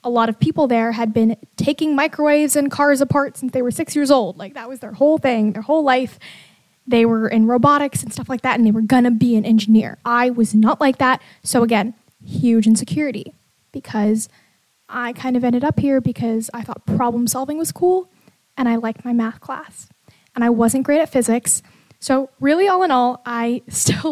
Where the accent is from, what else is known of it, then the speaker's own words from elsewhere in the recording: Bay Area, California, United States; I grew up in the Bay Area